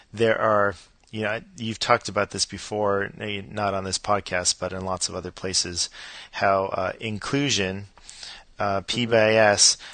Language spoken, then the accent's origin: English; Los Angeles, California, United States; now in Atlanta, United States; I grew up in Los Angeles